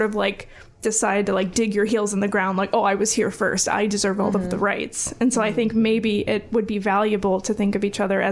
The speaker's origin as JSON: {"language": "English", "town": "Valparaiso", "region": "Indiana", "country": "United States", "tie": "born or raised there", "said": "I grew up in Valpo and I went to like a predominantly white school for all of my schooling"}